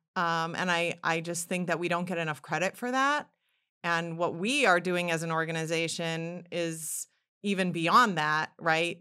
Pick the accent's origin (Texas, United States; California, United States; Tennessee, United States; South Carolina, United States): California, United States; Yorba Linda; moved away as an adult; also born or lived in New York City; I am from Yorbalinda, California, which is in Orange County, Southern California, about, uh, fifty miles south of Los Angeles. I spent my entire childhood there, grew up there